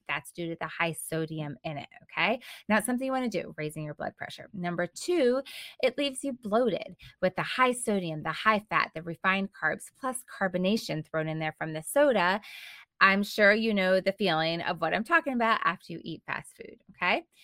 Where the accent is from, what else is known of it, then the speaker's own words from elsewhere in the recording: United States; such a part of our culture and such a part of our lifestyle as Americans